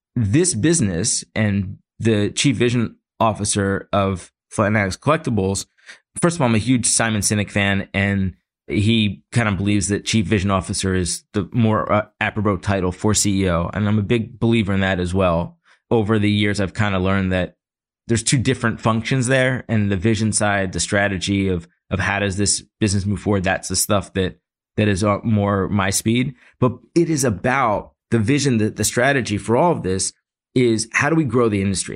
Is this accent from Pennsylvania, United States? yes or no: yes; Philadelphia, Pennsylvania, United States; I grew up in Philly